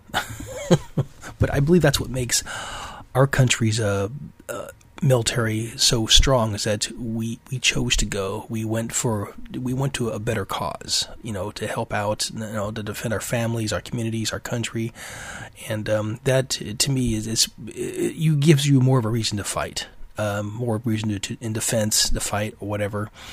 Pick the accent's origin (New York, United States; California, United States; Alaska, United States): Alaska, United States; I am from Alaska